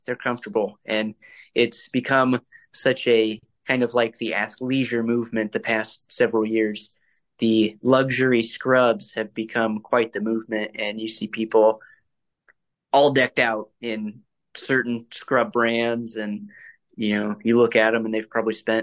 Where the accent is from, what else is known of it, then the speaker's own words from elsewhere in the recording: Fort Wayne, Indiana, United States; I am from Indiana, born and raised Hoosier